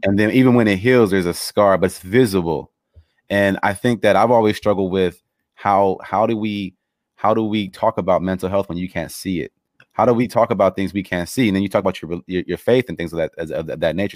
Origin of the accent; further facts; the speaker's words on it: Los Angeles, California, United States; I grew up in Los Angeles